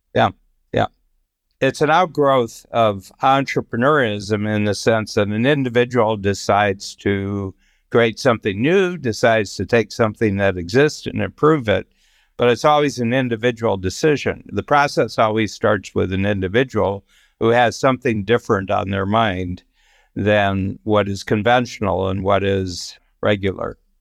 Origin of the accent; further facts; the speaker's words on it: Ohio, United States; I grew up in the Midwest, in Ohio